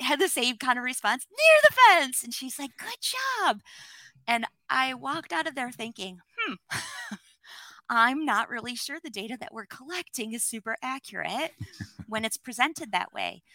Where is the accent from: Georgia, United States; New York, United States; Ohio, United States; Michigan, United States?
Michigan, United States; I grew up in Michigan in the States